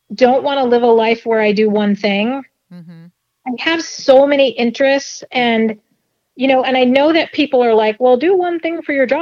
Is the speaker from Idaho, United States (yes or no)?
no; Denver, Colorado, United States; I grew up in Denver